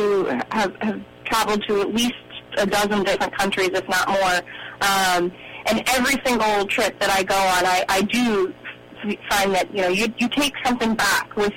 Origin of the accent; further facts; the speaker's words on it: just outside of Boston, Massachusetts, United States; also born or lived in India; I was born in India and spent 2 months in an orphanage and then was adopted by my parents just outside of Boston, Massachusetts